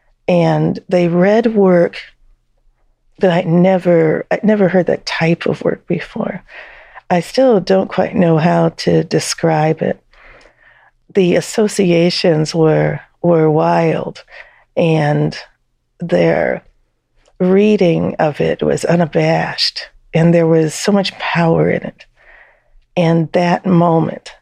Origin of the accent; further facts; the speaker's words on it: Texas, United States; moved away; also born or lived in Detroit, Michigan / Georgia / North Carolina / Asheville, North Carolina; I, at that time, still saw myself as Texan, and I still